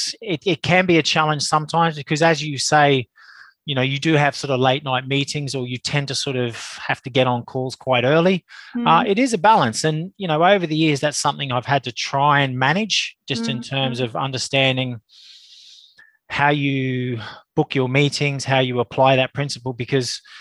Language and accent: English; Australia; now in Reigate, United Kingdom; I'm an Australian, but I am a UK-based Australian, based in Surrey, Reigate, Surrey